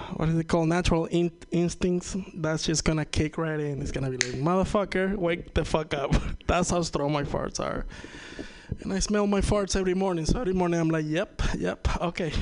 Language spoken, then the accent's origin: English; Venezuela; first language Spanish; English is a second language; now in United States; I'm from Venezuela